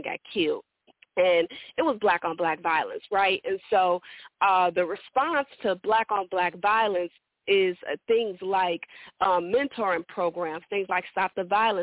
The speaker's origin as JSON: {"language": "English", "town": "Chicago", "region": "Illinois", "country": "United States", "said": "I'm actually from Chicago"}